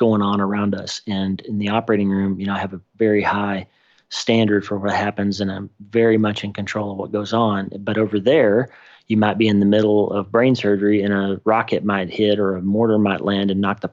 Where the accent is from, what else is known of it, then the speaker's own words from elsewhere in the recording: southeastern Oklahoma, United States; also born or lived in Texarkana, Texas; I was born in Texarkana, Texas, and grew up in southeastern Oklahoma